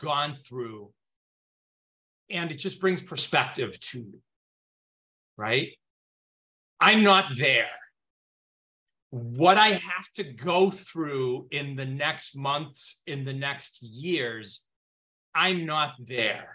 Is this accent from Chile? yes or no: yes; Chile; now in United States; I speak Spanish. I was born in Chile, mm-hmm. So I speak Spanish.